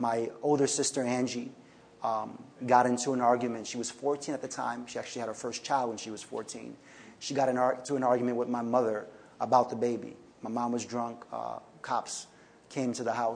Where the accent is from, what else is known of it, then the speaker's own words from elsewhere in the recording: New York City, New York, United States; I grew up here in New York City, South Bronx, into, I would say, a life of poverty.